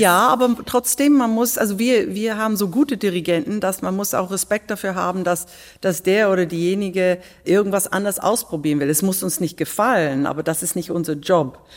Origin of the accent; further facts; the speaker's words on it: England, United Kingdom; German is a second language; now in Berlin, Germany; als Engländerin